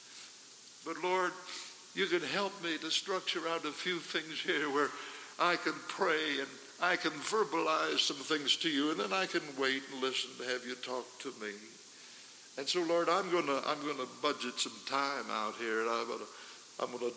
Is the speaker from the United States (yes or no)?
yes; Idaho, United States; We come from Idaho